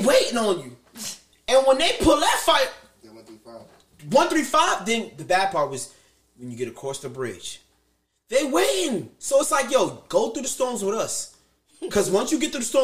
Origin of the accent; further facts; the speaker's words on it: New York City, New York, United States; I'm from South Jamaica, Queens